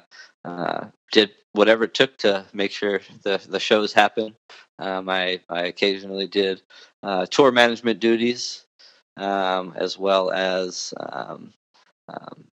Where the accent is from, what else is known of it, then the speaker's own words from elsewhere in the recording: Orange County, California, United States; moved away as an adult; now in Gilbert, Arizona, United States; I was born and raised in Orange County, and just recently moved to Phoenix, Arizona